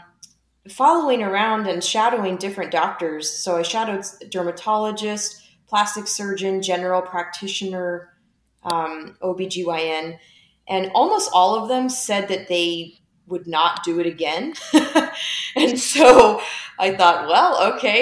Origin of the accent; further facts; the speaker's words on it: Lake Havasu City, Arizona, United States; also born or lived in Missouri; my hometown of Lake Havasu, Arizona.